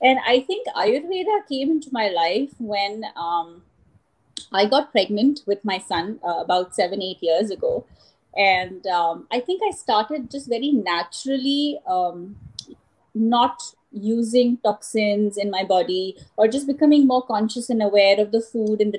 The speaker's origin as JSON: {"language": "English", "country": "Canada", "said": "For those of you who obviously don't know me … I am from Canada"}